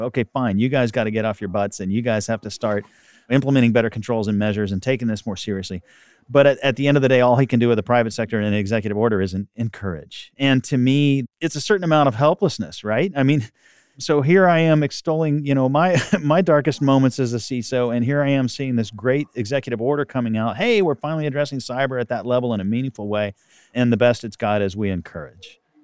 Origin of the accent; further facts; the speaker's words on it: Texas, United States; I'm a Texan